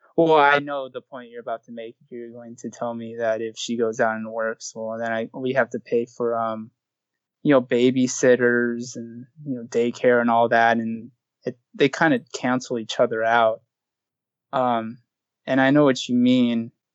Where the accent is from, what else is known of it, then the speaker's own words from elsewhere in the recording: Southern California, United States; I grew up in Southern California